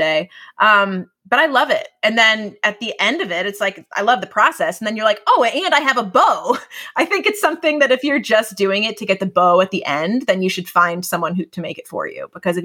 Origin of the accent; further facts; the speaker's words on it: New England, United States; Growing up in New England